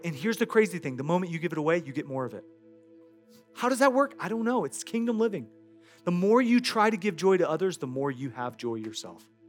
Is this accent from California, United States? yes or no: no; Iowa, United States; I grew up in Iowa.